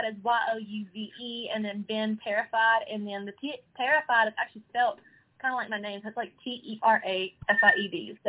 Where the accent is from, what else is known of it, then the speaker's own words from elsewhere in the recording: between Nashville and Memphis, Tennessee, United States; I'm literally from right up the road, about 2 hours away. So I'm kind of a halfway point between Nashville and Memphis.